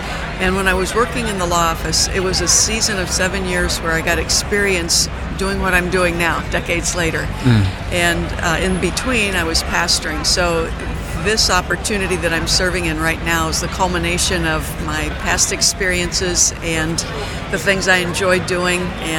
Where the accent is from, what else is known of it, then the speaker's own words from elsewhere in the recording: Struthers, Ohio, United States; I was born and raised in Struthers, right across the road from Boardman.